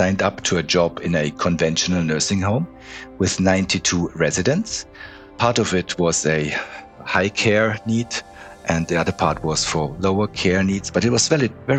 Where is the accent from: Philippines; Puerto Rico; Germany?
Germany; Munich, Bavaria; moved away as an adult; also born or lived in Switzerland; I was born in Munich 57 years ago.